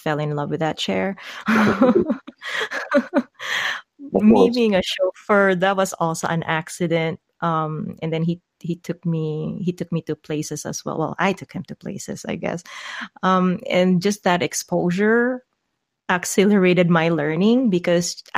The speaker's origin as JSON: {"language": "English", "country": "Philippines", "said": "as a Filipino"}